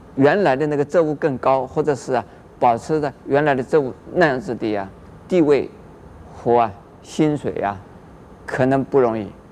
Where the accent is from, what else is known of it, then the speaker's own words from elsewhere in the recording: Taiwan; 我们台湾人